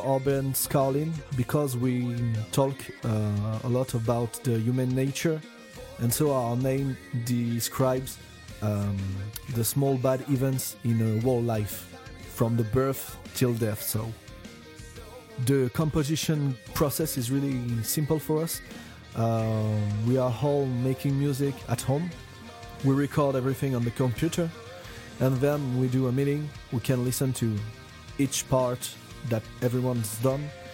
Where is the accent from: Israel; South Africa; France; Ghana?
France; we come from France